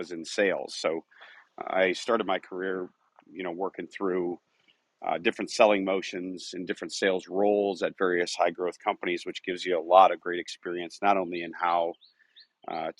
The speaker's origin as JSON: {"language": "English", "town": "Eden Prairie", "region": "Minnesota", "country": "United States", "tie": "born or raised there", "said": "I grew up in Minneapolis area, Eden Prairie, which is now actually where our company is headquartered as well"}